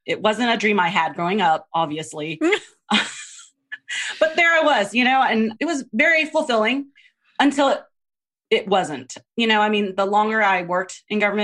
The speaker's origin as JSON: {"language": "English", "region": "Texas", "country": "United States", "tie": "born or raised there", "also_born_or_lived": "Philippines", "said": "I grew up in Texas, well, born in the Philippines."}